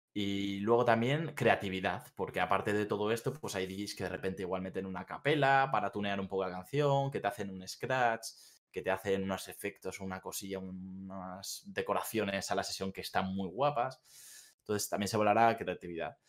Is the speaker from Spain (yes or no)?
yes; Bilbao, Basque Country, Spain; moved away as an adult; now in Seville, Spain; Yo soy de Bilbao, yo soy del norte